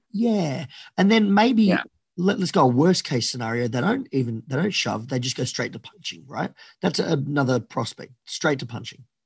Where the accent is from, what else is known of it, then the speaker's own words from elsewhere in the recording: Australia; fiercely patriotic Australian